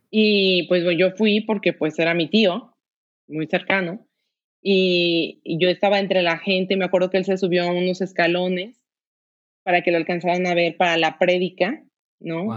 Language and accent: Spanish; Guadalajara, Jalisco, Mexico; yo soy de Guadalajara, todos aquí somos de Guadalajara